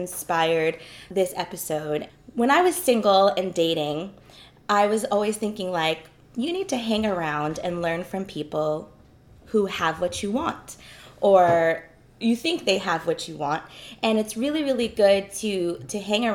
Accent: New York, United States; now in Southern California, United States; I grew up in New York. And now that I live in Southern California

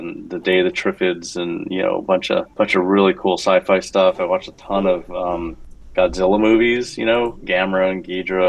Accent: Tucson, Arizona, United States; I grew up also in Tucson in the desert

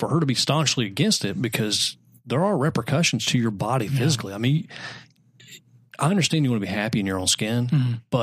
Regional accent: Anderson, South Carolina, United States; I'm from South Carolina. We didn't have TV

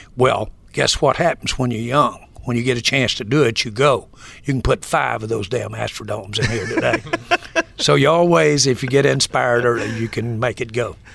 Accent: Arkansas, United States; moved away as an adult; growing up in Arkansas

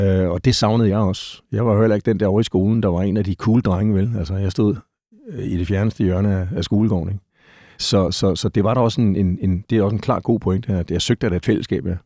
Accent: Gentofte, Capital Region of Denmark, Denmark; Jeg er født i øh, Gentofte, lige nord for København

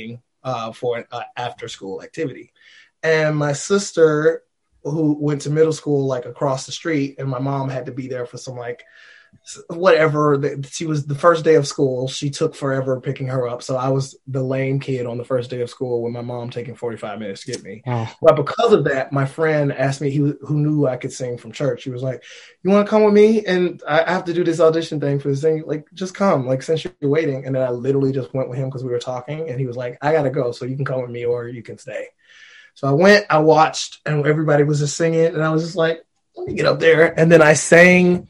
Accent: Alabama, United States; I'm from Alabama.

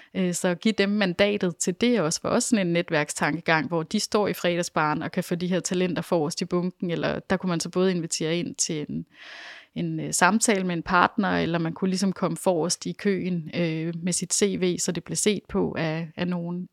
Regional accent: Denmark

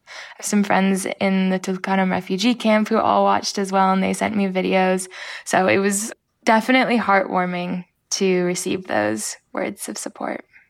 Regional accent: Los Angeles, California, United States; also born or lived in Anabta, Palestine; I was born in sunny Los Angeles, California

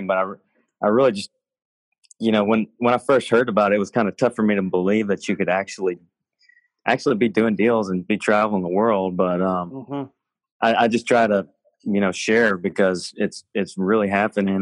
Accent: Oxford, Mississippi, United States; in my home state, Oxford, Mississippi, where I grew up

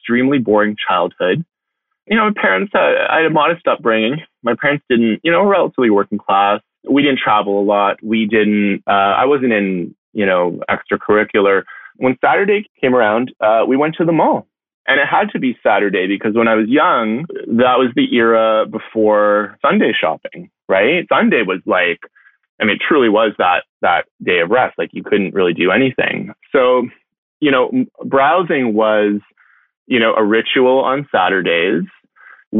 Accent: Toronto, Ontario, Canada; I grew up in Etobicoke, so sort of a suburb of Toronto

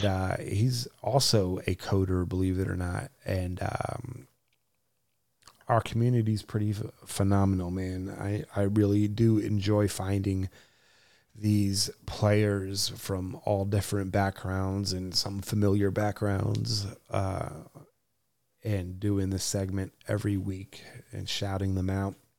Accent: New Jersey, United States; moved away as an adult; I was born and raised in New Jersey. Uh, you know, I lived there for the first twenty-something odd years of my life

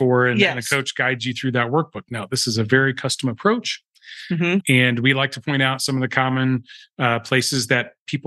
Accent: United States

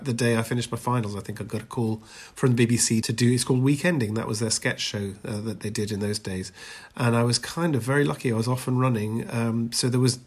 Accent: Edinburgh, Scotland, United Kingdom; moved away as an adult; also born or lived in London; I was born in Edinburgh

